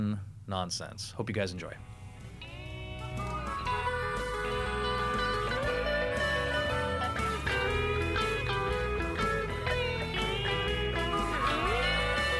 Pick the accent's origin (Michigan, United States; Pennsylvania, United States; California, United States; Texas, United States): California, United States; San Francisco; I was from San Fran